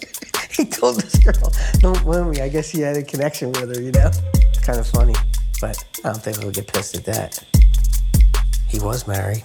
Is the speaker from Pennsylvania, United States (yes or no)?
yes; Delaware County, Pennsylvania, United States; I grew up in Delaware County, Pennsylvania